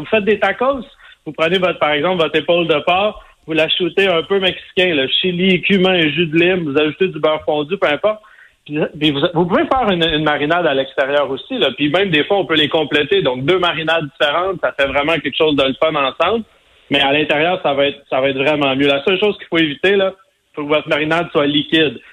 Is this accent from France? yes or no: no; Sainte-Madeleine, Quebec, Canada; moi, je viens de Sainte-Madeleine, la rive sud de Montréal